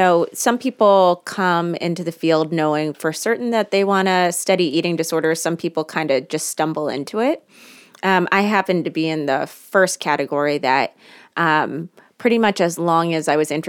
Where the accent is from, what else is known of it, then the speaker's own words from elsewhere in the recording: Washington, District of Columbia, United States; I was raised in the Washington, D.C. area, and I went to a private all-female high school.